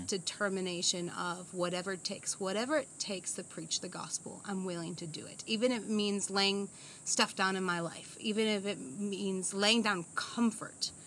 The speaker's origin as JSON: {"language": "English", "country": "United States", "tie": "born or raised there", "moved": "as an adult", "lives_now": "Zambia", "said": "born and raised in America."}